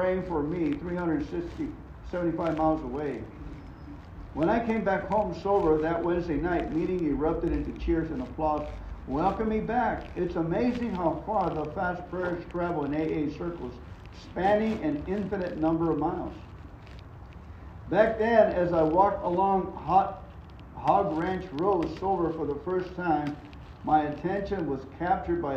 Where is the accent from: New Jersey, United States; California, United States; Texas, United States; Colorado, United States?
California, United States; Los Angeles; when I was a kid, I grew up around Elysian Forest where they had the Love-Ins